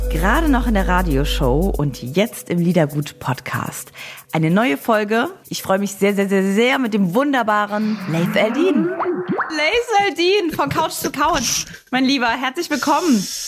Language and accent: German; Saarbrücken, Saarland, Germany; ich komme ja aus Saarbrücken